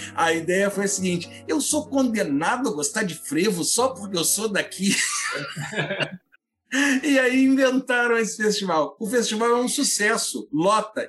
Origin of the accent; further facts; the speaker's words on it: Teresópolis, Rio de Janeiro, Brazil; Eu sou um serrano, eu sou de Teresópolis, estado do Rio